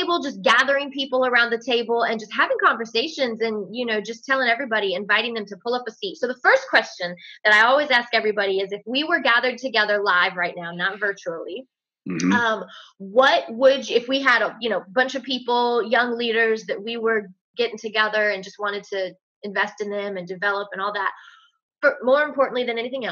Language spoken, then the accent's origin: English; Hampton Roads, Virginia, United States; now in West Coast, United States; being the chair sitting in my hometown right now